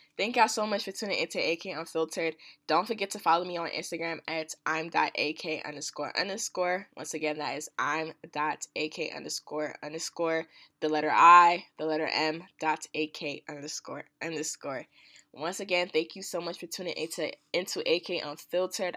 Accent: New Jersey, United States; also born or lived in Washington, D.C.; I'm from Jersey and I go to school, well, yeah, I go to school in D C

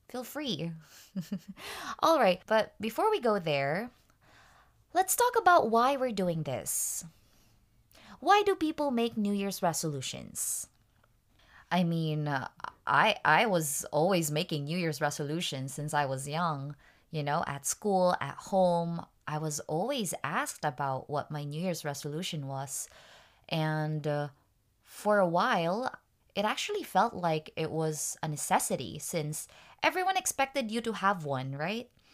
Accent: Tacloban, Eastern Visayas, Philippines; moved away; I'm actually from Tacloban

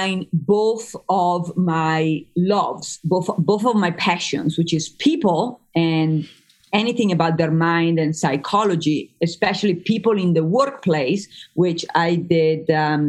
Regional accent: Emilia-Romagna, Italy; English is a second language; moved away as an adult; now in United States; I grew up in Italy for the first 20 years of my life

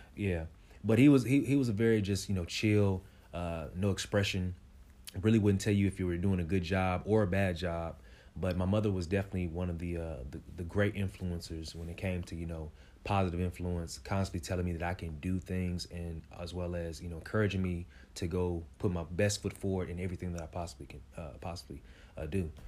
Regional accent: Kansas City, Kansas, United States; I'm from Wyandotte County, uh, K C K, you know, the best, the best one

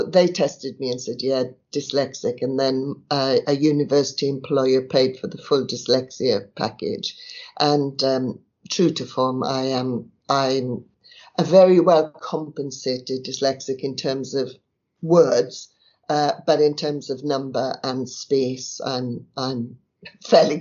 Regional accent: South Wales, United Kingdom; I was born in South Wales, in the valleys. My dad worked at down the mine, and my mother was a barmaid

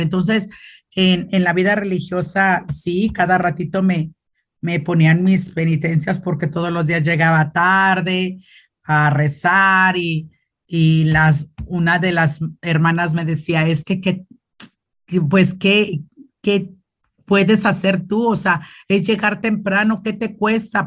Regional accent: Loreto, Zacatecas, Mexico; also born or lived in León, Guanajuato; now in Nuevo Casas Grandes, Mexico; soy de Loreto, Zacatecas, un pueblito muy, muy bonito. Bueno, que puedo decir yo no, porque pues es mi pueblo

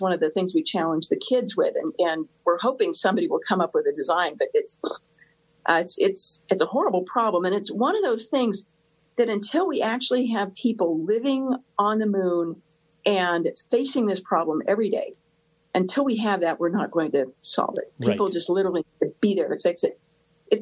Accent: United States; We Americans

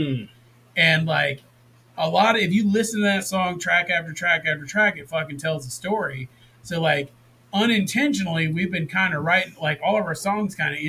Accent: the South, United States; growing up in the South, like, we didn't grow up together, but we both had a very similar upbringing.

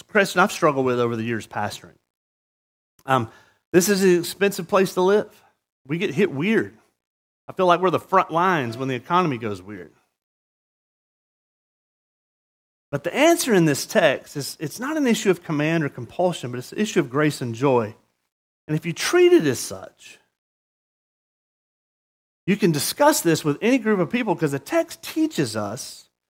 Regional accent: Mississippi, United States; now in Murrieta, United States; Mississippi, my home state. It's been the poorest state for, I don't know, I'm 50 years old

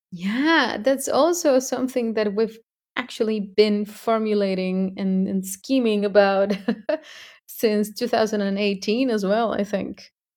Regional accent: Mexico; I am from Mexico

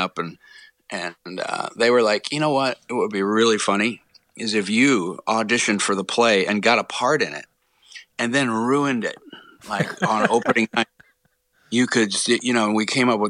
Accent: Rockville, Maryland, United States; moved away; also born or lived in Baltimore / Fort Meade / Cockeysville / Gaithersburg; after I was born in Baltimore, we actually bounced around all over Maryland and then ended up in Rockville

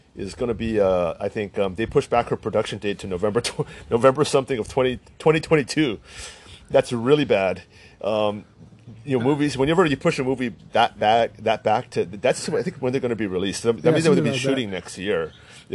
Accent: United States; accent: American; I'm full Chinese. We sound American because we are American

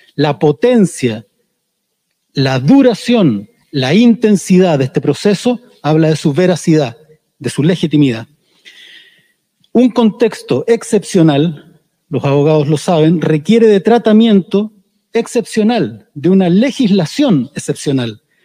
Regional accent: Chile; somos finalmente pueblo de Chile

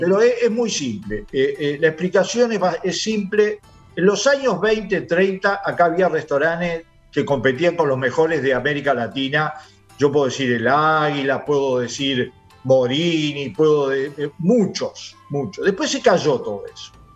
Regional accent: Uruguay; los uruguayos somos el primer consumidor mundial

